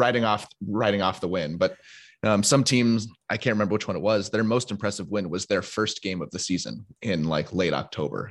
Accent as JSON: {"language": "English", "town": "Seattle", "region": "Washington", "country": "United States", "tie": "born or raised there", "also_born_or_lived": "Michigan", "moved": "as an adult", "said": "I was born and raised in Seattle"}